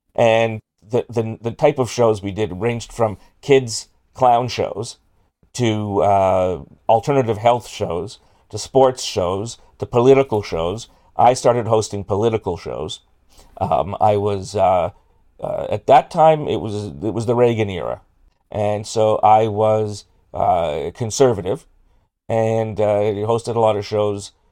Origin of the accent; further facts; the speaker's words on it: Toronto, Ontario, Canada; grew up in, uh, North York by Newtonbrook